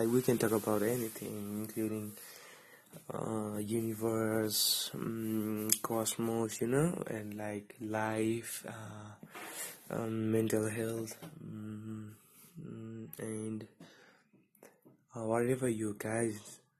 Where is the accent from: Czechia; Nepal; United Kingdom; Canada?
Nepal; Kathmandu, Bagmati; My age is 20. I'm male. I come from the capital, Kathmandu.